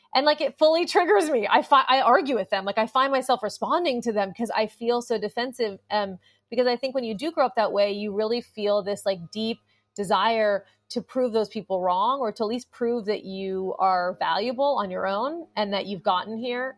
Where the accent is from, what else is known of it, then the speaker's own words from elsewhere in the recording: Los Angeles, California, United States; Growing up in Los Angeles with a plugged-in parent